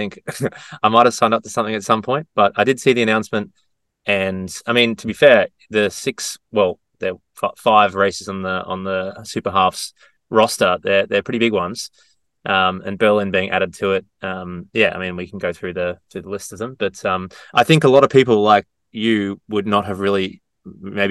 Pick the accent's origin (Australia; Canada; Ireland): Australia; Gold Coast, Queensland; Gold Coast Marathon, my hometown